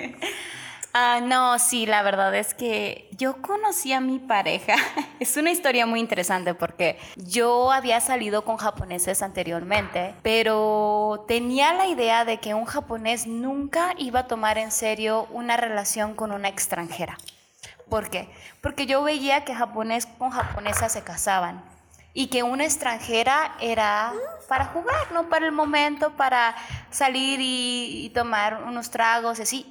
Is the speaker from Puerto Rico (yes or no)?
no; Mexico; moved away as an adult; now in Japan; soy mexicana.